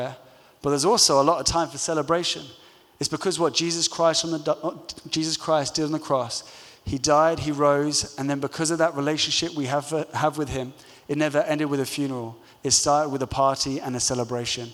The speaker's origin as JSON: {"language": "English", "region": "London", "country": "United Kingdom", "tie": "born or raised there", "said": "growing up in London"}